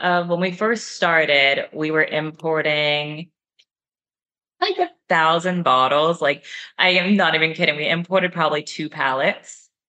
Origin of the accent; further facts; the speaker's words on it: Oakland, California, United States; moved away as an adult; also born or lived in Austin, Texas / Calabria, Italy; now in Italy; I'm from there. I'm from Oakland.